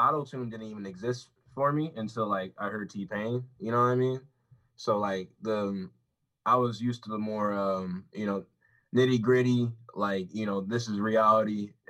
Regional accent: Queens, New York, United States; New York, but Queens. I was born on the Queens River. Not on the river, but like the hospital right there.

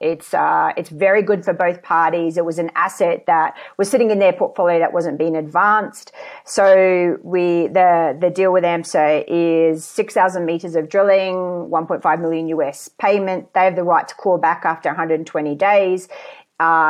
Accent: Queensland, Australia; moved away as an adult; I was born in Queensland

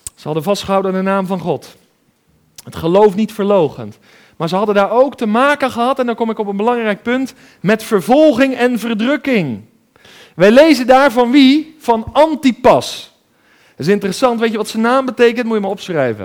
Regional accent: 's-Gravenzande, South Holland, Netherlands; ik ben opgegroeid in Schravenzand in het Westland, eh, een beetje tussen Den Haag en Hoek van Holland

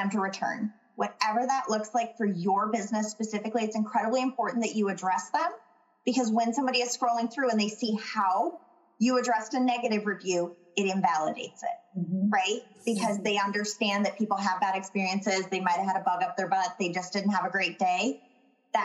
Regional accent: Minnesota, United States; especially as a Minnesotan

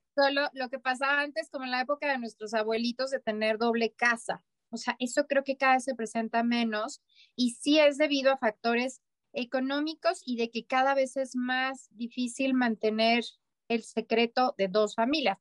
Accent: Mexico; a los mexicanos nos falta

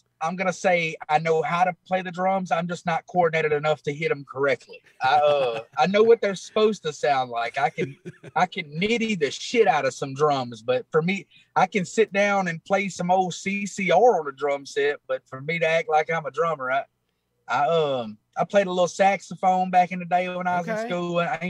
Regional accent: Moorville, Mississippi, United States; also born or lived in Alabama; I am from a little bitty small town out of Tupelo, Mississippi, called Moorville, Mississippi.

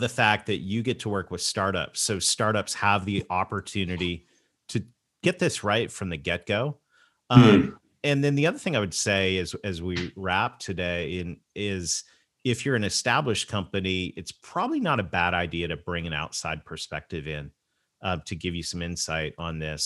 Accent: Canada; I'm Canadian

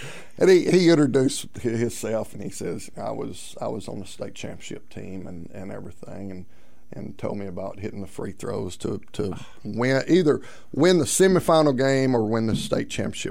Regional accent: Bradley, Arkansas, United States; where I grew up in Bradley, Arkansas.

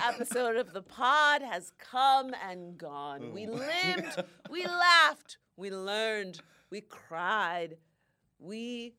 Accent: Florida, United States; now in New York, United States; I'm from Florida

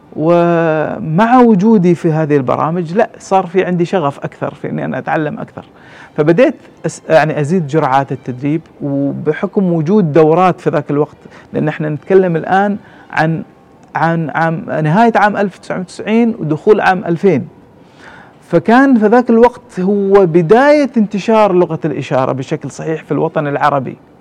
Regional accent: Oman; عندنا في عمان

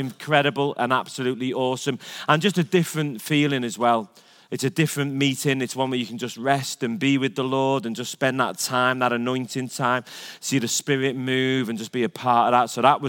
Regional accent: England, United Kingdom; now in United States; I'm an Englishman, not allowed back in my own land.

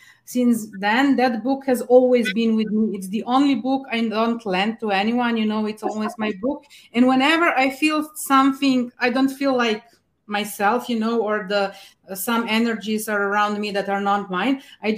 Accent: Slovenia; Oh, I'm actually from Slovenia in Europe, from a really nice medieval coastal town just 2 hours away from Venice, by boat or by car.

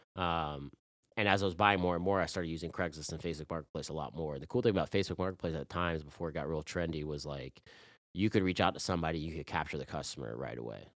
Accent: Chapel Hill, North Carolina, United States; I'm from Chapel Hill, like, back then it's, like, this is a frat town

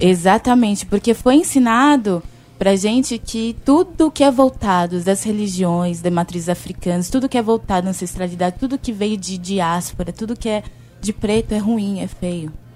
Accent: São Paulo, Brazil; eu sou de São Paulo

